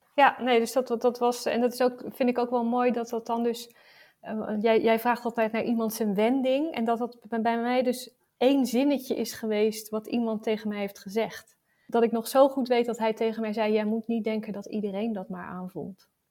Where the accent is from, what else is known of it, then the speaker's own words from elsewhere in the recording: Rotterdam, South Holland, Netherlands; Ik, ik kom uit Rotterdam